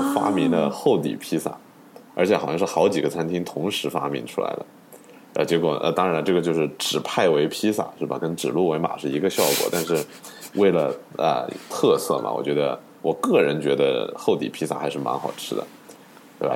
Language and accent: Chinese; China; moved away; 我们作为中国人，其实很多时候我们对龙卷风是没有什么概念的